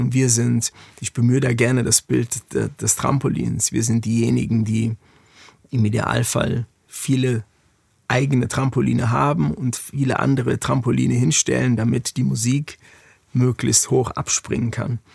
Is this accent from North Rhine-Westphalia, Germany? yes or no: no; Frankfurt, Hesse, Germany; moved away as an adult; now in Berlin, Germany; meine Heimatstadt Frankfurt